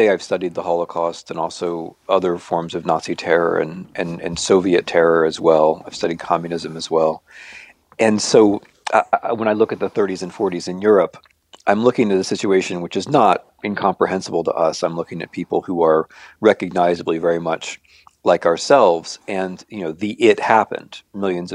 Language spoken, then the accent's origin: English; United States; I'm an American